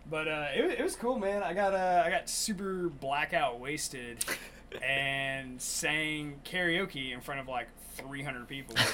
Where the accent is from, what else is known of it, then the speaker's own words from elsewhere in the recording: Monroe, Louisiana, United States; born there; I was born in Monroe, Louisiana. I wasn't raised there, but I was born there.